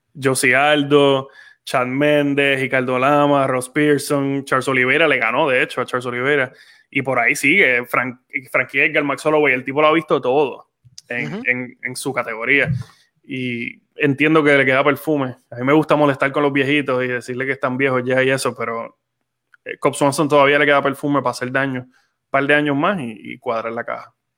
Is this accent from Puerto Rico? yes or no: yes; Puerto Rico